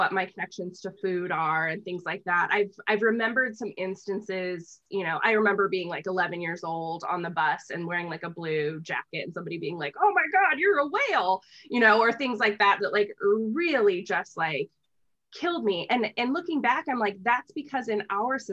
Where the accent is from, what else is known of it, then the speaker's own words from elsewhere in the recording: United States; I'm from the United States